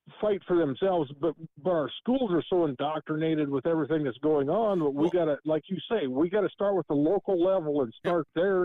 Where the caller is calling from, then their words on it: South Dakota, United States; … from South Dakota.